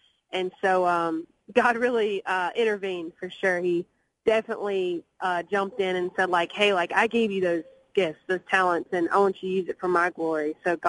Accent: Montgomery, Alabama, United States; moved away as an adult; now in Nashville, United States; growing up in Alabama and growing up in the South and the Bible Belt.

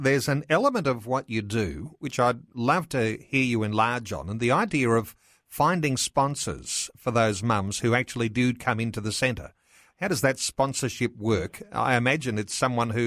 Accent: Australia; as Australian Christians

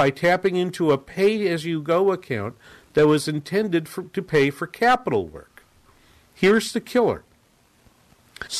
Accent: Boston, Massachusetts, United States; I grew up around Boston

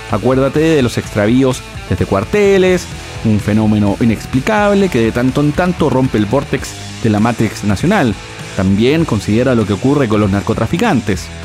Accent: Chile; Pero yo como soy chileno

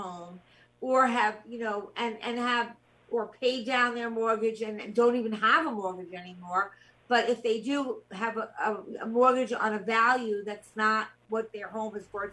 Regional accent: Long Island, New York, United States; I'm from Long Island

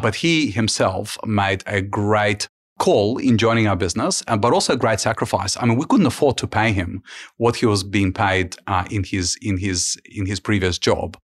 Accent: Ukraine; now in Australia; I was born, I was born in Ukraine during the times of Soviet Union

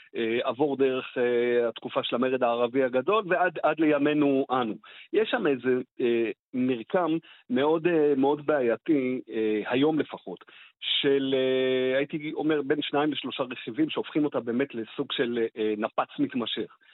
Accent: Israel

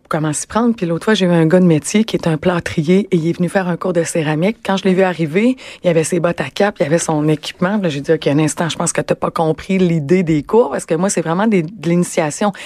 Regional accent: Rimouski, Quebec, Canada; moved away as an adult; now in Montreal, Canada; je suis originaire de Rimouski moi

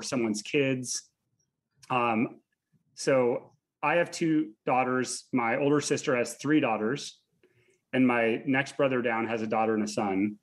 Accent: Seattle, Washington, United States; also born or lived in Chile; I grew up in Seattle

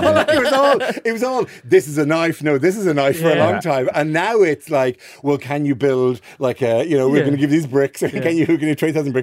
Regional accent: Ireland; I'm really Irish

